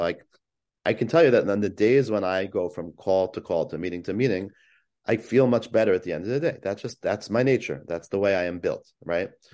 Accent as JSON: {"language": "English", "town": "West Hempstead", "region": "New York", "country": "United States", "tie": "born or raised there", "said": "where I grew up in West Hempstead"}